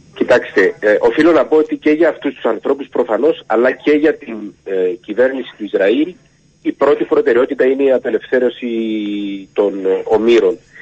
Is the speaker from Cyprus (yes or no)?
yes; Cyprus; έρχομαι από την Κύπρο